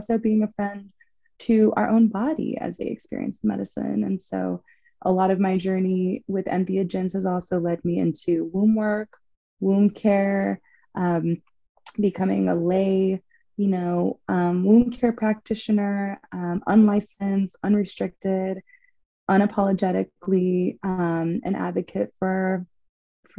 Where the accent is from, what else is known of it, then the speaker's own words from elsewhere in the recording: Los Angeles, California, United States; moved away as an adult; now in San Diego, United States; I also was born and raised in Los Angeles